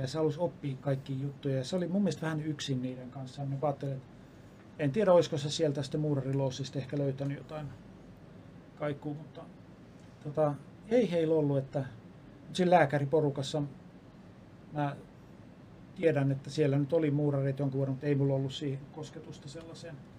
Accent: Lappeenranta, South Karelia, Finland; also born or lived in Helsinki; mä oon syntynyt Helsingissä ja viisivuotiaana muutettiin Lappeenrantaan.

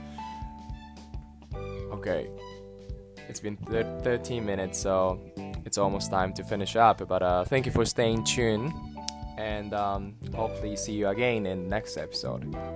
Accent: Japan; first language Japanese; English is a second language; also born or lived in Hiroshima; I'm Japanese, so of course my first language is Japanese

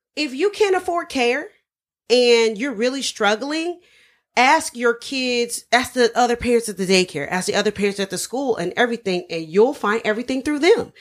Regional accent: Dayton, Ohio, United States; moved away; I'm from, originally from Ohio. We're all from Dayton, Ohio

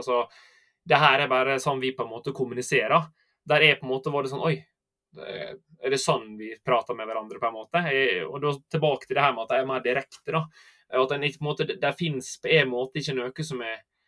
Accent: Sunnylven, Møre og Romsdal, Norway; accent: Sunnmøre dialect; moved away as an adult; dere hører kanskje på dialekten at jeg er fra Sunnmøre, da. Uh, så jeg er oppvoksen der, på en liten plass som heter eh, Sunnylven

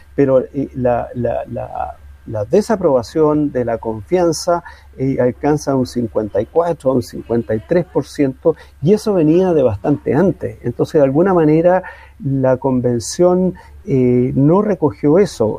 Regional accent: Chile; vamos a seguir siendo chilenos

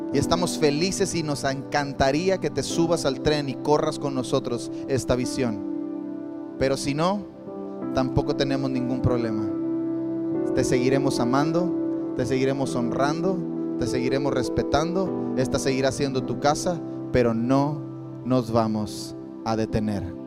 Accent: Campeche, Mexico; also born or lived in Quintana Roo; now in Cancún, Mexico; Nací en Campeche, pero pertenezco a Quintana Roo

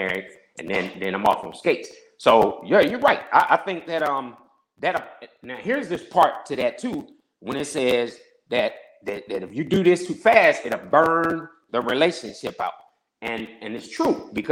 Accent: Peoria, Illinois, United States; moved away; I'm from Peoria, Illinois

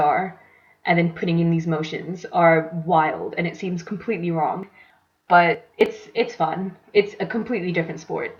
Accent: Saudi Arabia; So I grew up in Saudi Arabia, and I went to an international school

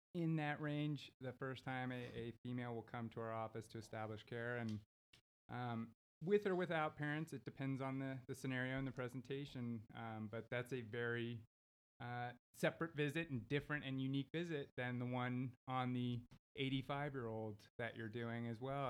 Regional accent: Houston, Texas, United States; also born or lived in Los Angeles, California; now in Abilene, United States; I work and live out of Abilene, but I was born and raised in Houston.

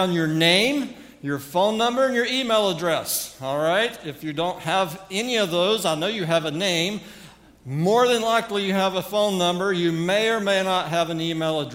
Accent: North Carolina, United States; accent: southern; now in Manhattan, Montana, United States; We are originally from North Carolina. I have not lost my southern accent after all these years.

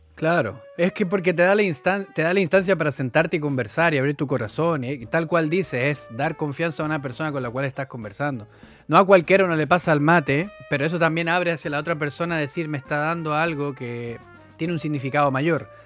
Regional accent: Chile

